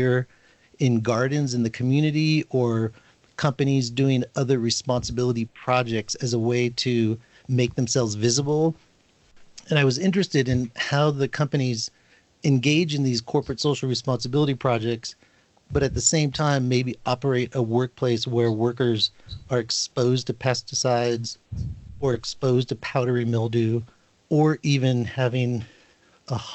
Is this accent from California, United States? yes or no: yes; Northern California, United States; I was born and raised in California, specifically Northern California, and then spent time in Southern California